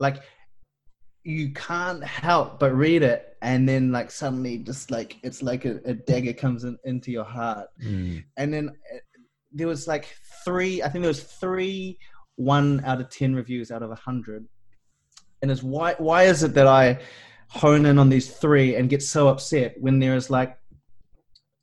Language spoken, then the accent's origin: English; New Zealand; I'm a Kiwi and us Kiwis